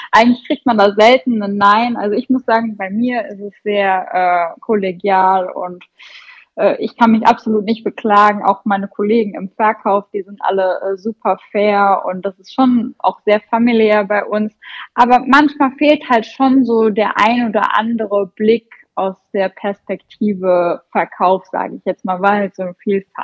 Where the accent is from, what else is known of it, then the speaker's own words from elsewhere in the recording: North Rhine-Westphalia, Germany; Also ich komme ja aus dem Sauerland und äh, mein Standort ist Teil von einer großen Gruppe.